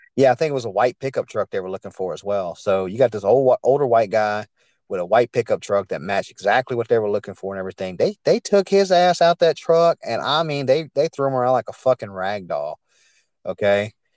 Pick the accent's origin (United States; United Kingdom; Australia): United States; Hammond, Louisiana; now in Livingston Parish, United States; I grew up in a town called Hammond, Louisiana, about forty miles east of Baton Rouge